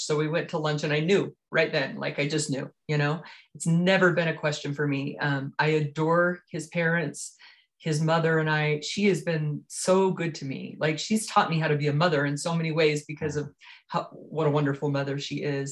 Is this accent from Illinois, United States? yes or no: no; Richfield, Utah, United States; also born or lived in Highland, Utah; I grew up here in Utah, in southern Utah, in Richfield, actually, small town outside the outskirts of Richfield